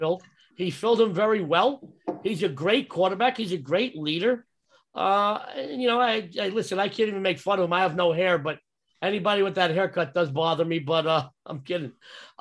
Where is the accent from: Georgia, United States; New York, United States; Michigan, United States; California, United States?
New York, United States; now in Las Vegas, United States; I'm a New Yorker. I'm a Las Vegan, but I'm a New Yorker. You probably didn't get that from my accent